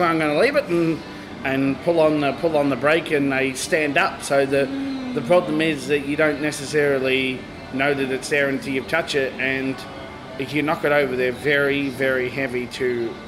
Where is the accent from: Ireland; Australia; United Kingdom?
Australia; Logan, Queensland; I grew up first in Logan